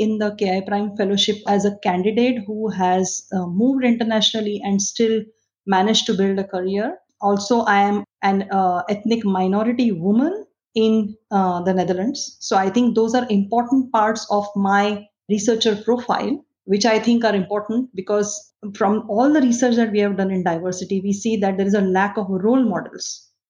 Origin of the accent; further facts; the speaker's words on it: India; moved away as an adult; I come from India. I used to do physiology research in India